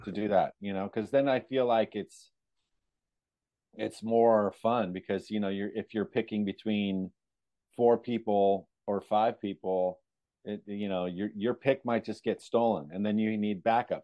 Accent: California, United States; I grew up in California

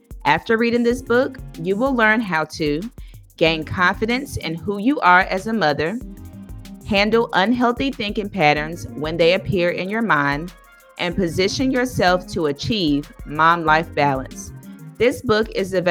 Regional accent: Washington, District of Columbia, United States; University of District of Columbia. Shout out to my hometown.

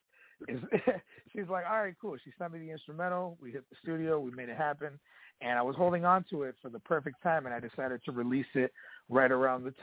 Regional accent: Kenosha, Wisconsin, United States; I'm calling from my hometown of Kenosha, Wisconsin

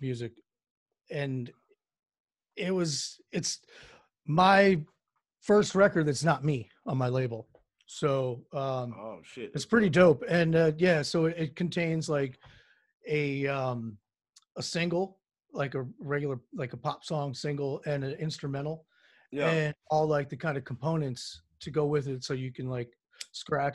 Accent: DMV, DC area, United States; I am from the DMV, is what we call it, the DC area, Northern Virginia, Maryland

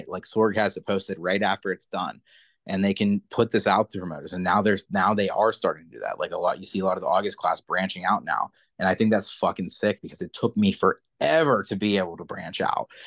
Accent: New Kensington, Pennsylvania, United States; also born or lived in New York; New Kensington, by the way, is like my hometown, like it's where I'm from.

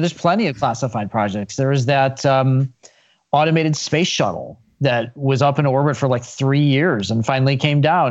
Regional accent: Chicago, Illinois, United States; I grew up in Chicago

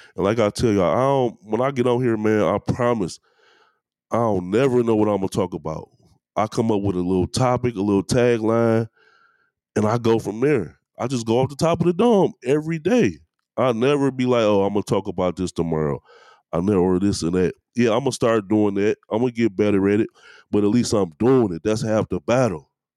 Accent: Detroit, Michigan, United States; I'm from East Warren, man. I went to Southeastern High School.

